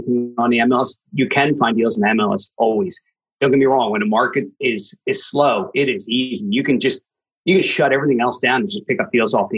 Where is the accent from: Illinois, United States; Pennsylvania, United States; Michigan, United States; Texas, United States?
Pennsylvania, United States; Philadelphia; I went from more my local area, Pennsylvania. I'm from the Philadelphia market, Pennsylvania